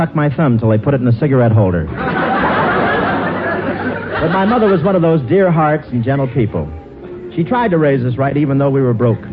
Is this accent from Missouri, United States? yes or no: no; Cleveland, Ohio, United States; moved away; go back to Cleveland to see my folks